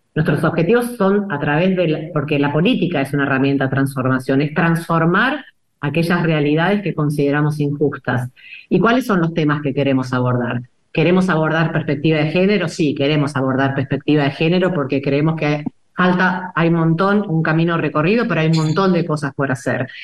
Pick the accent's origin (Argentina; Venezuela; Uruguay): Argentina; el tango nos define como, como sociedad, como, como argentinos